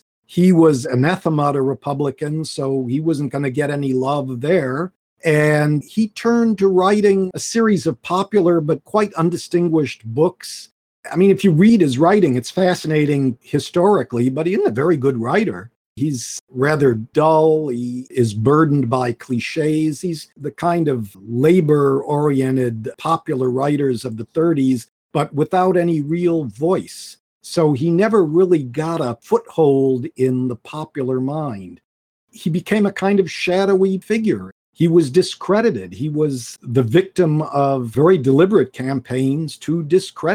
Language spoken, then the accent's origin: English; United States; as an American